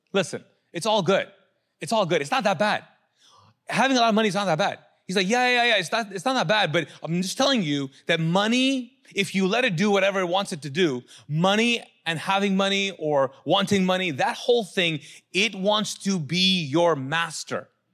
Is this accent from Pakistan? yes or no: yes; Pakistan; moved away; I'm a Pakistani.